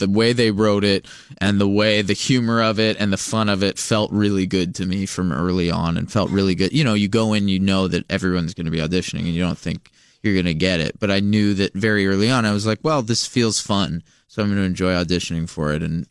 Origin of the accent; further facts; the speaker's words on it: Los Angeles, California, United States; I'm from Los Angeles.